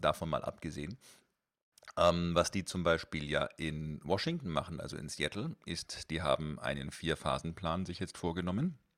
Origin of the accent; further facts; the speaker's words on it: Germany; bei uns in Deutschland